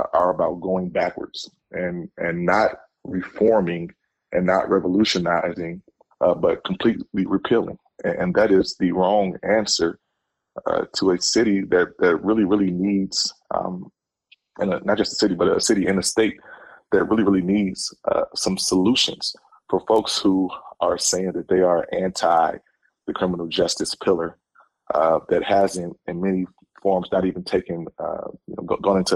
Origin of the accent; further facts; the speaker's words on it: Chicago, Illinois, United States; I'm a Chicagoan. I was born here. I was raised here